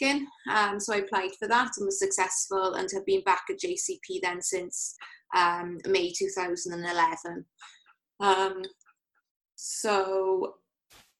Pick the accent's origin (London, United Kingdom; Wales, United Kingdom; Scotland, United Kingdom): Wales, United Kingdom; Llanelli; also born or lived in Cardiff; I'm from Llanelli originally, so I'd moved up to Cardiff to do my degree and decided I wanted to move back west to live at home